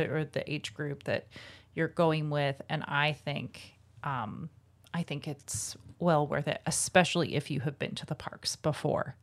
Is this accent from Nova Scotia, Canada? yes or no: no; Calgary, Alberta, Canada; growing up in Calgary when I was a kid